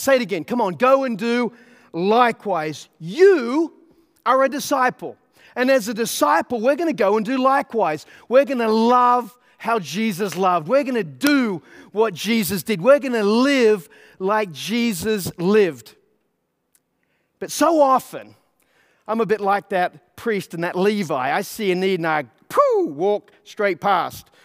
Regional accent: Australia; now in United States; I'm an Australian, right? I'm living in America

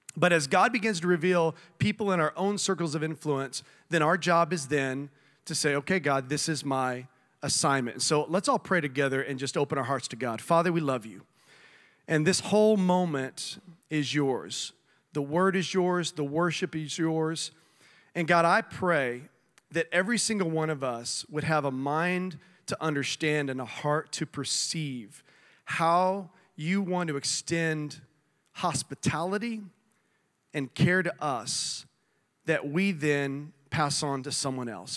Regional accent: South Texas, United States; moved away; I grew up in South Texas

